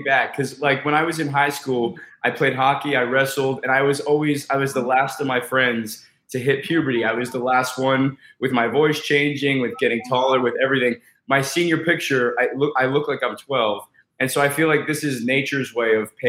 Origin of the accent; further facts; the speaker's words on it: Colorado, United States; also born or lived in Fort Lauderdale, Florida / Port St. Lucie, Florida; now in Los Angeles, United States; I grew up in Colorado